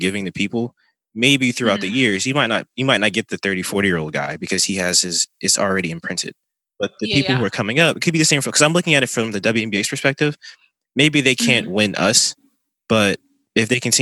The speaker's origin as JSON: {"language": "English", "region": "New Jersey", "country": "United States", "said": "I'm from Jersey"}